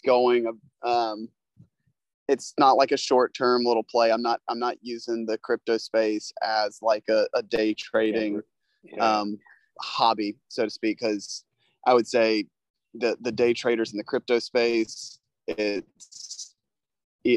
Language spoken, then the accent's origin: English; South Carolina, United States; growing up in South Carolina, I mean, it's kind of the home of golf here in the United States to a certain extent